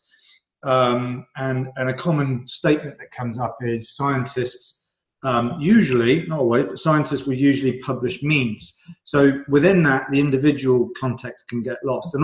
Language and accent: English; United Kingdom; I'm British